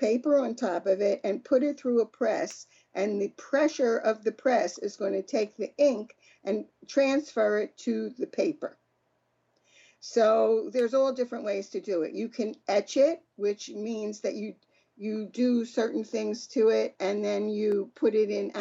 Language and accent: English; Philadelphia, Pennsylvania, United States; I grew up in Philadelphia.